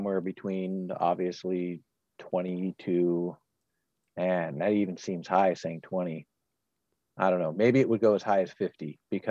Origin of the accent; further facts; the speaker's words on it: Oregon, United States; I'm from the West Coast. Okay, I'm from Oregon.